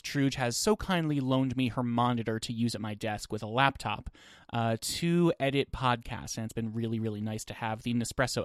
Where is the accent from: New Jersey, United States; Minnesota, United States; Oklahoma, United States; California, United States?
New Jersey, United States; growing up in New Jersey